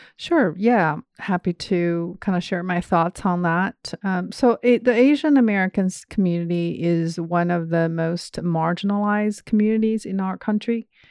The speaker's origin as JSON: {"language": "English", "country": "China", "tie": "born or raised there", "also_born_or_lived": "Georgia, United States", "moved": "as an adult", "lives_now": "Indianapolis, United States", "said": "I grew up in China, and I got my undergrad degree there"}